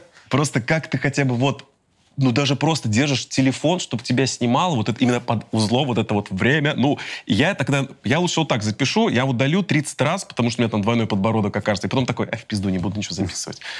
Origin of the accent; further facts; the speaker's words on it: Volgograd, Volgograd Oblast, Russia; moved away; Я при этом родился в Красноармейском районе